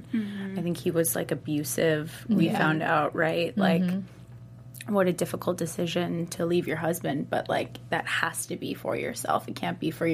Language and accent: English; Clearwater, Florida, United States; moved away as an adult; now in Los Angeles, United States; I'm from Florida originally, Clearwater Beach. It's near Tampa